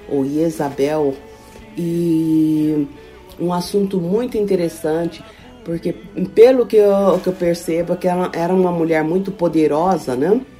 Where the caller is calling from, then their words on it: Germany; sou aqui da Alemanha